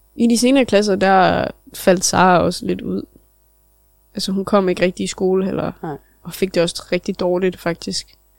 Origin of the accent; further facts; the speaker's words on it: Nibe, North Denmark Region, Denmark; Selvfølgelig er vi opvokset i Nibe